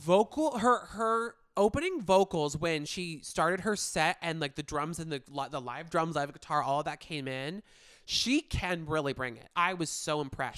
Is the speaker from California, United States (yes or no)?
yes; Manhattan Beach, California, United States; my hometown of Manhattan Beach